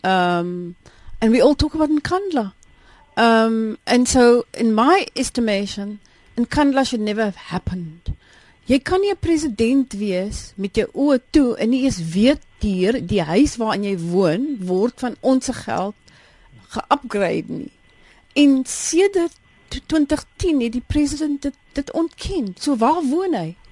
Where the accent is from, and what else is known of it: South Africa